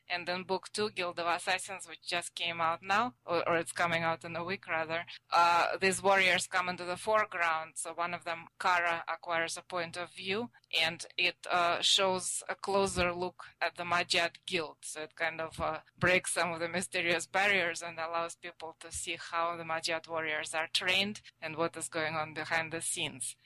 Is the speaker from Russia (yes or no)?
yes; Russia; first language Russian; English is a second language; moved away as an adult; now in United States; I'm uh, a native Russian speaker. I grew up in Russia